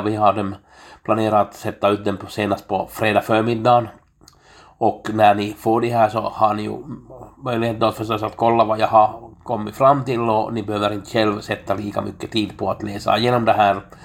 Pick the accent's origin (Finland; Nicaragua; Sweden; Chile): Finland; jag är en finländare